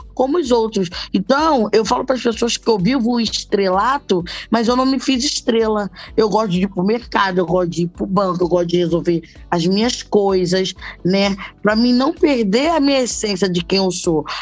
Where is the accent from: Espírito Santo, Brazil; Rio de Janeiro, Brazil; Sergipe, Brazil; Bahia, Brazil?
Rio de Janeiro, Brazil; Eu moro em Bangu. Não, eu sou de cria de Bangu